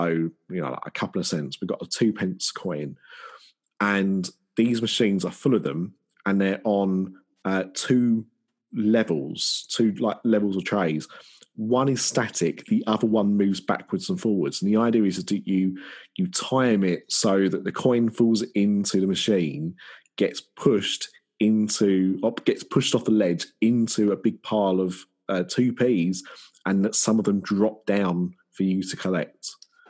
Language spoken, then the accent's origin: English; Essex, East of England, United Kingdom; I'm from Essex